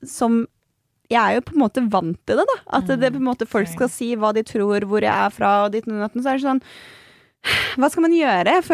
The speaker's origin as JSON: {"language": "Norwegian", "country": "Norway", "tie": "born or raised there", "also_born_or_lived": "Strømmen / Aurskog-Høland", "said": "jeg er jo helt norsk. Jeg er oppvokst"}